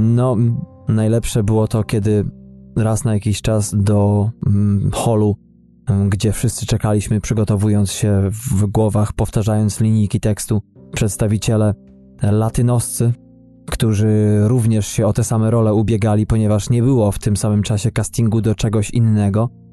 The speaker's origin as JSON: {"language": "Polish", "country": "Poland", "moved": "yes", "said": "Polakiem z krwi i kości"}